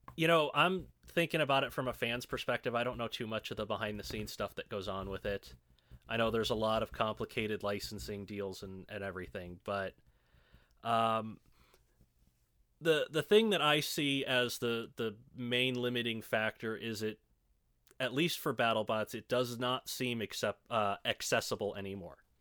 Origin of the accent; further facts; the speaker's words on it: Chicago, Illinois, United States; moved away as an adult; now in Evansville, United States; I spent the vast majority of my life in the Chicago suburbs.